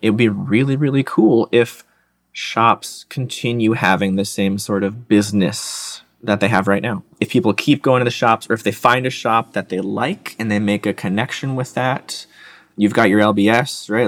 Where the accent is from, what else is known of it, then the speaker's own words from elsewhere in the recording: Michigan, United States; moved away as an adult; also born or lived in Georgia; I grew up in Michigan, tried college up there